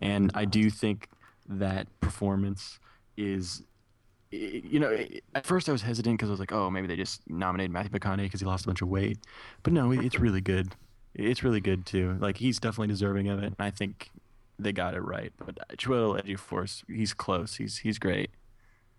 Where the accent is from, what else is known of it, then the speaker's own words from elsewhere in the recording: Canada; I'm from Canada